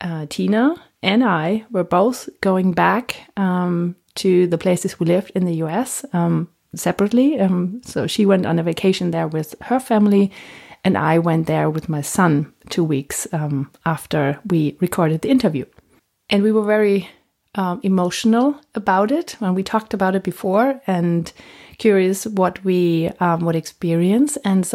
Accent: Germany; English is a second language; also born or lived in United States; we're both German, so a little German accents.

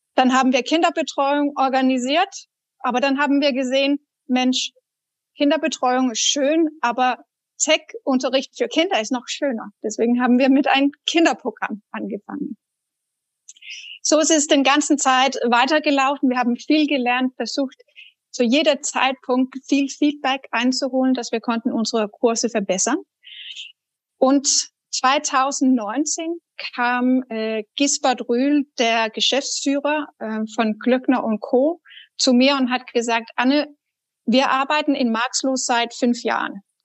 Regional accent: Denmark; German is a second language; now in Germany; als Dänin. Ich bin auch Ausländer in Deutschland

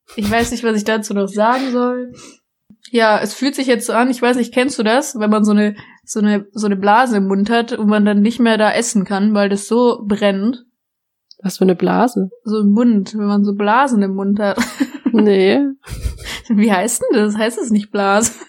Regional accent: Baden-Württemberg, Germany; ich komme aus Baden-Württemberg

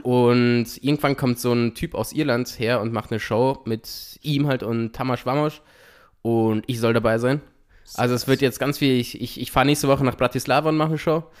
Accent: Italy; in Italien sagen wir

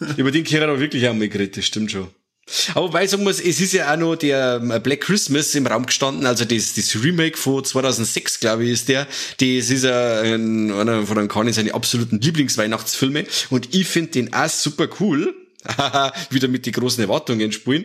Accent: Germany; bei uns in Deutschland

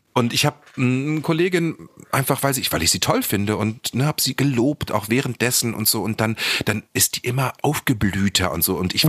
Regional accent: Lower Saxony, Germany; moved away as an adult; also born or lived in Celle / Hanover / Berlin; Ich komme ja dort aus Niedersachsen vom Land

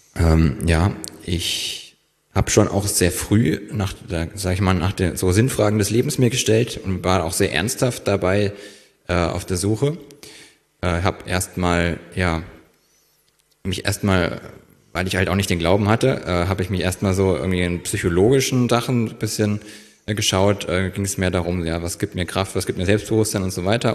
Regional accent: near Kassel, Northern Hesse, Germany; moved away as an adult; also born or lived in Fulda; now in Berlin, Germany; bin geboren in Fulda und aufgewachsen ja auch in Nordhessen in der Nähe von Kassel

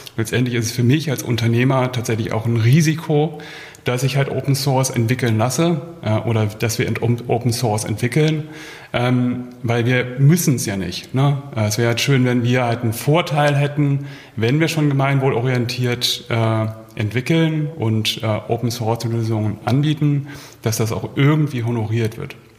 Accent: Hamburg, Germany; moved away as an adult; now in Berlin, Germany; ich komme ursprünglich auch aus Hamburg, äh, lebe aber seit 2005 hier in Berlin

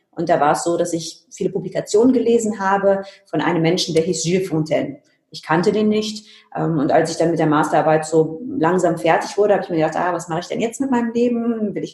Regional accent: Germany; mein Vater ist Engländer, aber ich bin eben in Deutschland aufgewachsen und sehe mich deswegen auch als Deutsche.

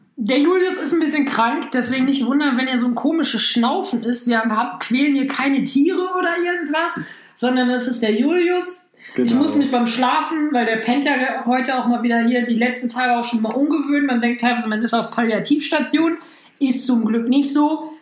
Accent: Hamm, North Rhine-Westphalia, Germany; meiner Heimatstadt

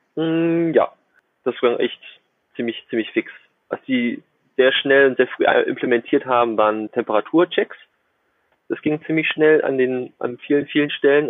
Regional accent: Germany; moved away as an adult; now in Shenzhen, China; als Deutscher, der kein Chinesisch spricht

